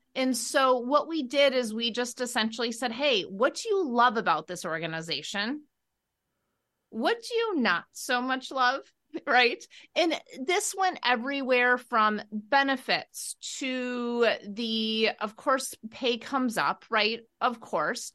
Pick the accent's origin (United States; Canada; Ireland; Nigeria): United States; Wisconsin; we are both from Wisconsin